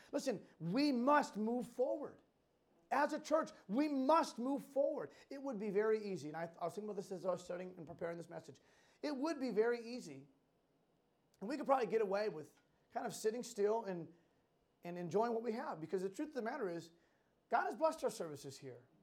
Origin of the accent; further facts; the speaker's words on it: Western Massachusetts, United States; Growing up in Western Mass, there's a, an amusement park, Six Flags New England